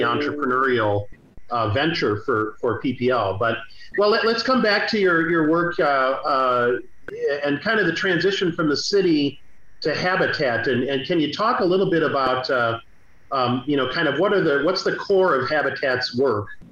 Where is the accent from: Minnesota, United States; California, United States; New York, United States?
Minnesota, United States; St. Paul; I grew up in the Rondo and and Frogtown neighborhoods